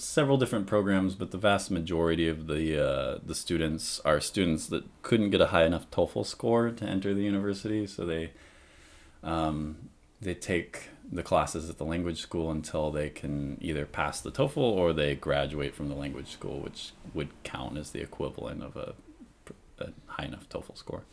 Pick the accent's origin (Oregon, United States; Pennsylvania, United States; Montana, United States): Oregon, United States; Monmouth; moved away as an adult; also born or lived in Washington / Corvallis, Oregon / Bend, Oregon / Eugene, Oregon; now in Japan; I grew up mostly in Monmouth, Oregon.